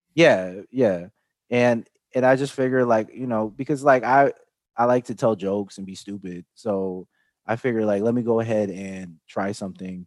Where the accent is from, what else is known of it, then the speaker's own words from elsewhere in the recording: Chicago, Illinois, United States; I grew up in Chicago